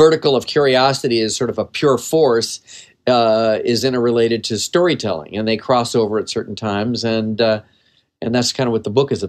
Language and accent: English; California, United States; I grew up in the San Fernando Valley. I was just a valley kid. I lived in the radius of about three blocks and had lived in a very small world